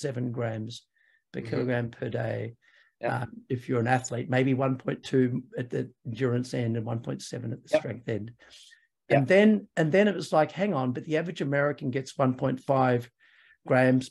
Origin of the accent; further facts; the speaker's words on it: New Zealand; I'm actually a New Zealander